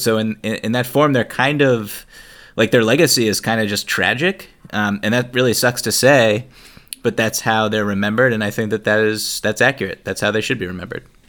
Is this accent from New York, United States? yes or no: no; Boston, Massachusetts, United States; growing up around Boston